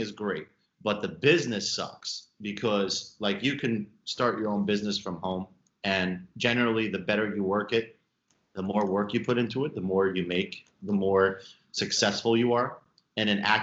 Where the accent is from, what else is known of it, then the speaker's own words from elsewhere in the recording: New York City, New York, United States; I'm from Brooklyn